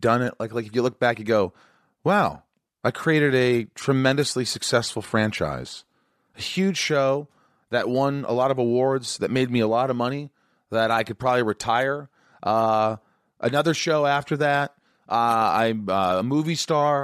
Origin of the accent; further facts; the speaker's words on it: Indiana, United States; moved away; where I grew up in Indiana